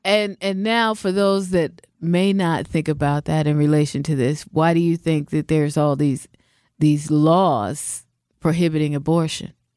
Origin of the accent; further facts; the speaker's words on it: Seattle, Washington, United States; moved away; I'm from the West Coast. I'm from Seattle, mm-hmm. Seattle, Washington